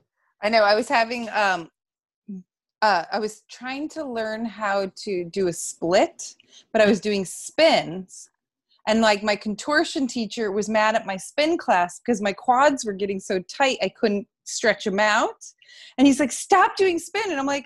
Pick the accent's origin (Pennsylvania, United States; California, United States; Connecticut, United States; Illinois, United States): Connecticut, United States; Easton; I grew up in Easton, Connecticut. I was born in 1978.